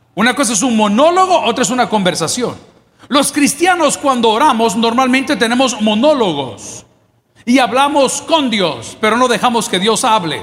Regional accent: El Salvador; somos salvadoreños

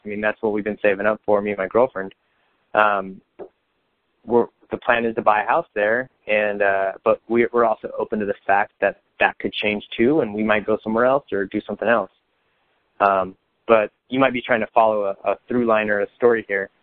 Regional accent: Bakersfield, California, United States; growing up in Bakersfield, I mean, while it is a city and people have the wrong perception of it

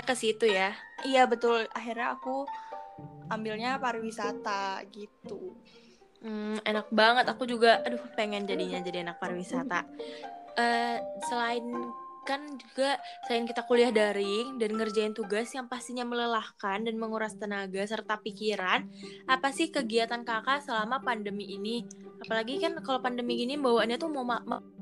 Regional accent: Depok, West Java, Indonesia; aku sendiri orang Depok

